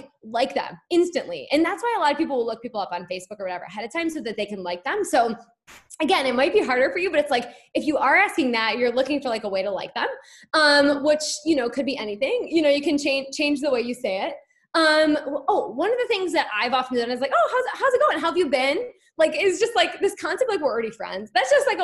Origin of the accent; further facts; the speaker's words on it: Rochester, Michigan, United States; I'm from Rochester, but went to Avondale.